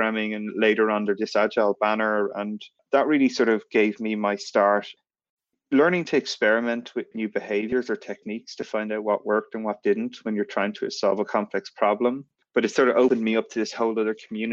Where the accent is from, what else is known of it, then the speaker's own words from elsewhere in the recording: Ireland; moved away as an adult; also born or lived in San Francisco, United States; I grew up in Ireland and I got a student visa to come and work in the US